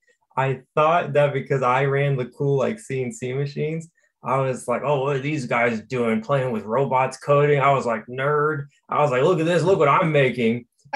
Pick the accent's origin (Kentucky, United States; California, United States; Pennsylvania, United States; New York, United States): California, United States; Sacramento; moved away as an adult; now in Michigan, United States; Born and raised in California. I'm 24 now. I was born and raised for 20 years in California, or 21 before I moved. And I was Sacramento area when I was in California.